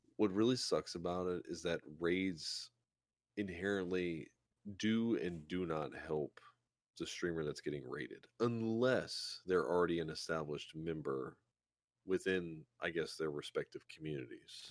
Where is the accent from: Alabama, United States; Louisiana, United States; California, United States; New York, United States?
Louisiana, United States; South; I'm from South Louisiana